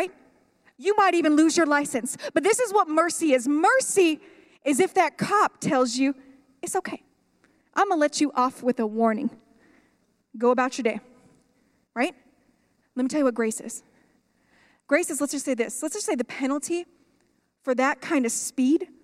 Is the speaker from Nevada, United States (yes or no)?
yes; Sunrise Mountain, Nevada, United States; I am from Sunrise Mountain, raised on Sunrise Mountain